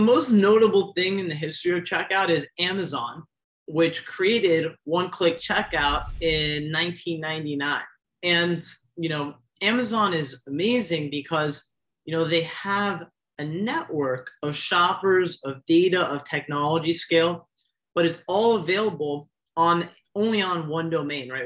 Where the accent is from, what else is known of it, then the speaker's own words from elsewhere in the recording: South Florida, United States; I grew up in South Florida